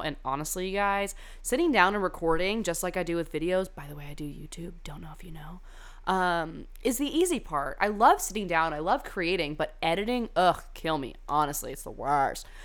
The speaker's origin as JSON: {"language": "English", "region": "California", "country": "United States", "tie": "born or raised there", "said": "I went to high school in California"}